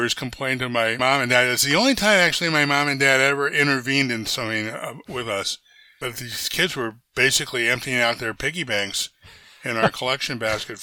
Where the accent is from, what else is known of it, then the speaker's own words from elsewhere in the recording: Silver Spring, Maryland, United States; also born or lived in Baltimore, Maryland / Washington, D.C.; now in Goleta, United States; I was born in Baltimore, lived a little bit of time in Southeast Washington and Anacostia, and then we moved out to Silver Spring, Maryland, a suburb, Montgomery County, where I went to elementary school